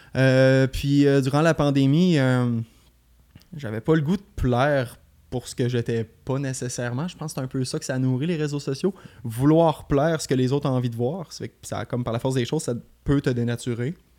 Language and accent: French; Beauce, Quebec, Canada; moved away as an adult; now in Montreal, Canada; je suis parti de la Beauce en 2015